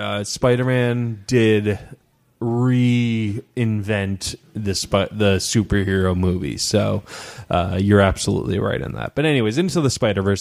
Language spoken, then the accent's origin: English; Midwest, United States; I love that I come from the Midwest. I know Philadelphia is not technically the Midwest, but like it feels home to me.